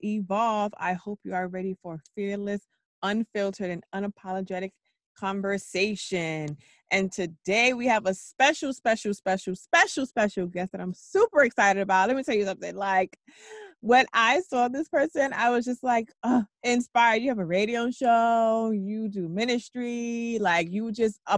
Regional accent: New York, United States; I'm born and raised in New York

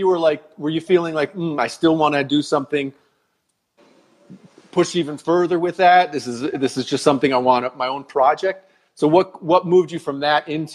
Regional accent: United States; now in Costa Rica; I grew up in the States. We lived on the water.

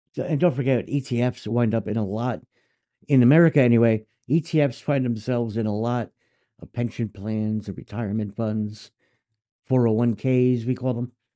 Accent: United States; as an American

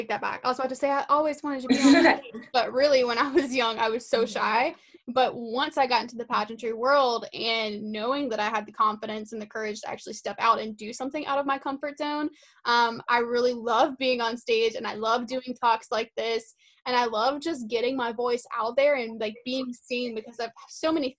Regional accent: South Carolina, United States; I'm from South Carolina

